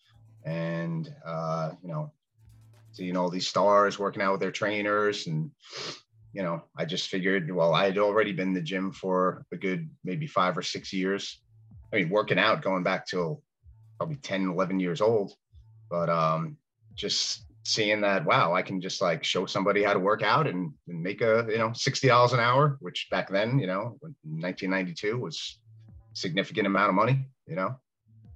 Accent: Long Island, New York, United States; now in South Florida, United States; I'm from originally Long Island, New York

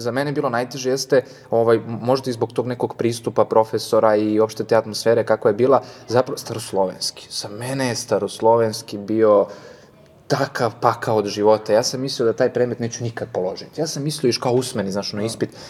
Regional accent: Guča, Šumadija and Western Serbia, Serbia; now in Belgrade, Serbia; Da, ja sam iz Guča, eto, dolazim iz unutrašnjosti, iz jednog malog mesta i sam dolazak u Beograd eh

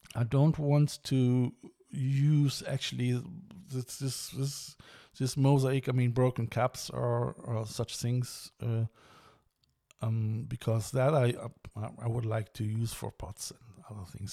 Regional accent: Germany; I mean I'm German. I'm coming from the River Rhine

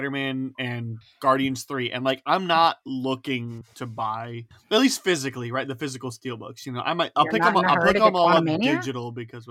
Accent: United States; as an American

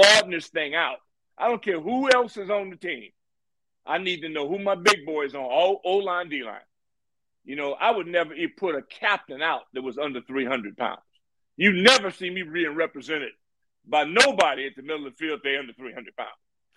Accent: Santa Ana, California, United States; moved away; I'm from Santa Ana, California, Orange County

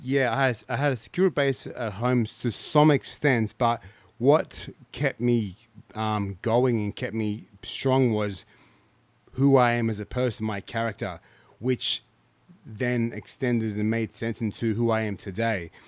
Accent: Canberra, Australian Capital Territory, Australia; also born or lived in Ghana / Lithgow; I grew up in Canberra

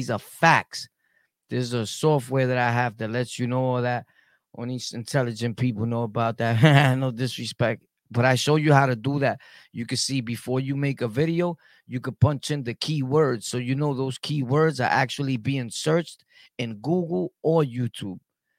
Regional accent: Brooklyn, New York, United States; also born or lived in Harlem / Jamaica, Queens; I lived everywhere, bro. I lived in Harlem, Carver Projects. I'm from Brooklyn, though, but I lived everywhere. I lived on Southside, Jamaica, all the hoods.

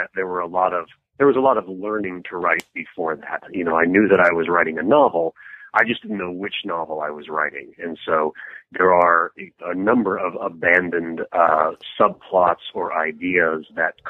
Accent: Seattle, Washington, United States; moved away as an adult; now in California, United States; I had been born and raised in Seattle and lived my entire life there until about 9 or 10 years

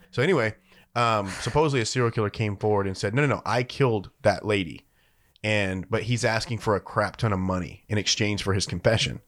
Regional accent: Louisiana, United States; moved away; my home state of Louisiana

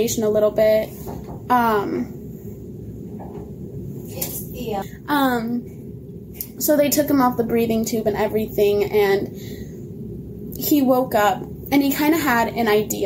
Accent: Montana, United States; We were in Seattle at the time, and we're from Montana

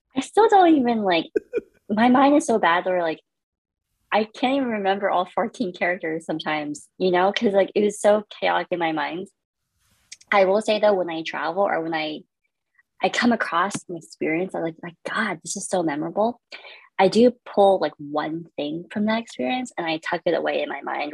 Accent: Fountain Valley, California, United States; born in Fountain Valley, California

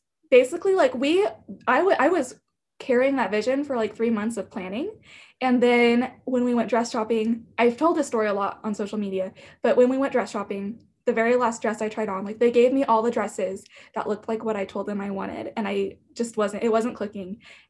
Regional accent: Wichita, Kansas, United States; I am from Wichita, Kansas, and I've grown up here my whole life.

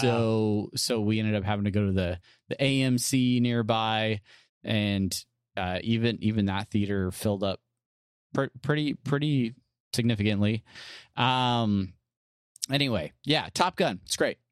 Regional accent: San Diego, California, United States; I grew up in San Diego

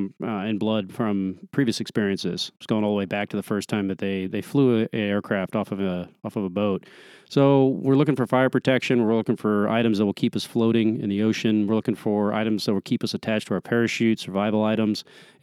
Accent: Ventura, California, United States; also born or lived in Oakland / Virginia Beach / Washington, D.C.; I was born in Oakland, California. I was the son of a Navy F-4 pilot. So we tended to move around a bit, spent some time in Virginia Beach growing up, and then Washington, D.C., and then found myself to Ventura, California.

